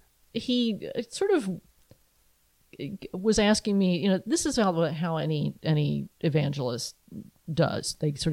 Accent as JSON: {"language": "English", "town": "Athens", "region": "West Virginia", "country": "United States", "tie": "born or raised there", "moved": "yes", "lives_now": "Allentown, United States", "said": "I grew up in Athens, West Virginia"}